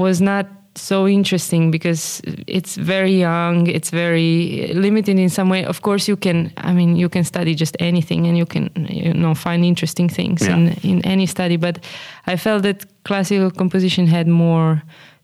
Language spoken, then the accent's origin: English; Slovenia; moved away as an adult; also born or lived in Groningen; now in Amsterdam, Netherlands; I come from Slovenia